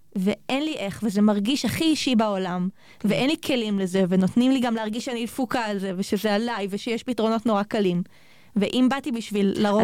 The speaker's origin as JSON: {"language": "Hebrew", "region": "Sharon plain", "country": "Israel", "moved": "yes", "lives_now": "Jerusalem, Israel", "said": "אני במקור מאוד השרון"}